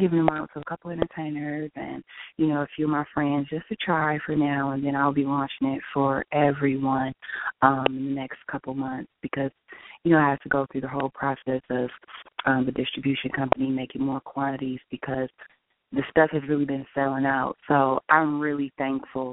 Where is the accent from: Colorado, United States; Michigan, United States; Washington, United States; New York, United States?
Michigan, United States; Detroit; moved away as an adult; now in Los Angeles, United States; I'm originally from Detroit, Michigan, but I reside in Los Angeles, California